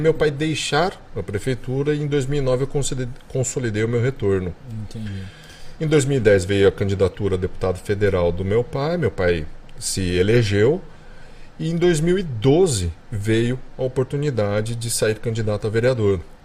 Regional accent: Brazil; also born or lived in California, United States; como brasileiro

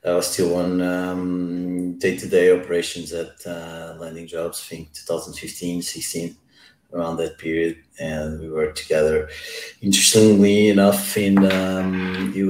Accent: Lisbon, Portugal; I'm from Lisbon, computer science. I studied at Tecnico

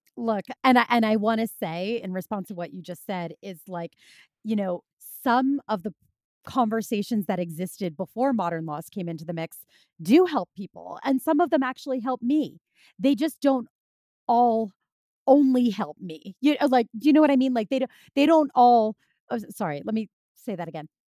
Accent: Philadelphia, Pennsylvania, United States; moved away as an adult; now in New York City, United States; they continued on to Philadelphia, which is, that's my hometown

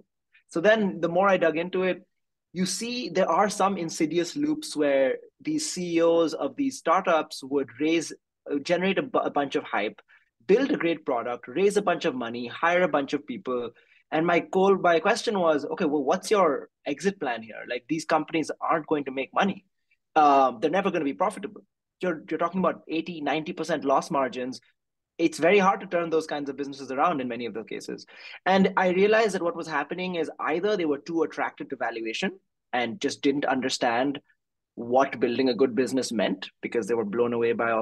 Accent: India; moved away; also born or lived in New York, United States / Bangalore, India; I grew up in India

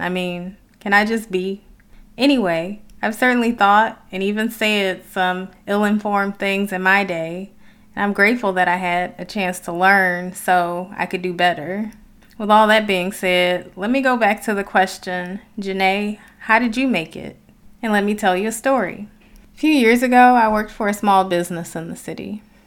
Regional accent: Detroit, Michigan, United States; some of my experiences growing up in Detroit

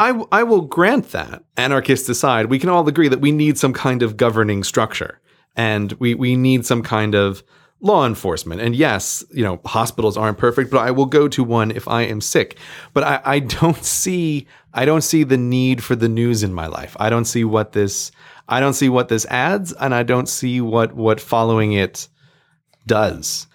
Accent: United States; now in United Kingdom; I'm an American, I'm living in the U K

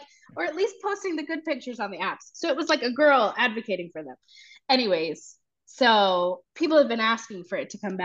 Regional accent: Nashville, Tennessee, United States; moved away as an adult; also born or lived in Waco, Texas; now in Raleigh, United States; I'm from Nashville, Tennessee originally.

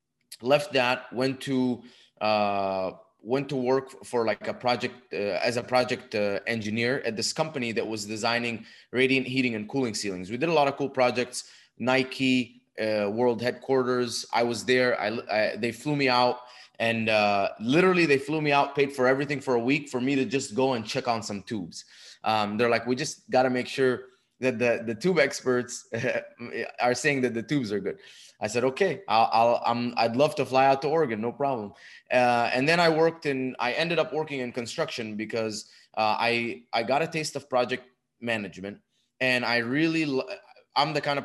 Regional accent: Dubai, United Arab Emirates; moved away as an adult; also born or lived in Egypt; now in United States; I was born in Egypt, raised in Dubai. When I was 18, moved to the United States for college

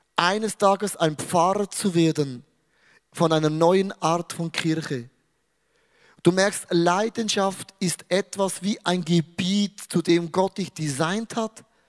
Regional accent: Switzerland; ich bin ein Schweizer

